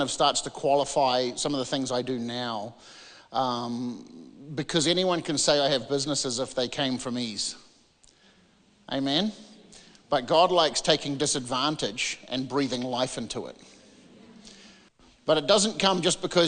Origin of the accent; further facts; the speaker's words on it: New Zealand; moved away as an adult; now in California, United States; as you can hear, I am a Kiwi